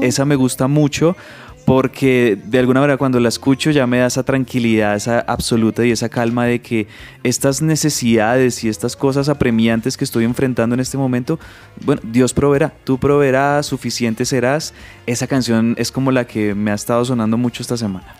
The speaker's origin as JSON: {"language": "Spanish", "country": "Colombia", "said": "como decimos nosotros aquí, Nina popularmente en Colombia"}